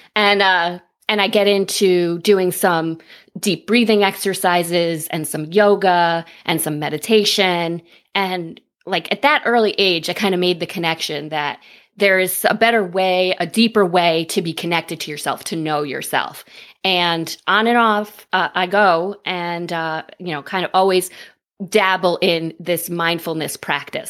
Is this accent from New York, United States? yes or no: yes; upstate New York, United States; I am from upstate New York, about ninety minutes north